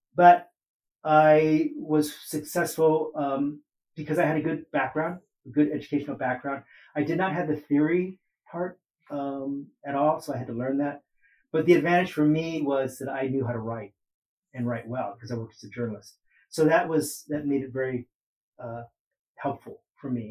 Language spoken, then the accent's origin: English; Oakland, California, United States; I grew up in Oakland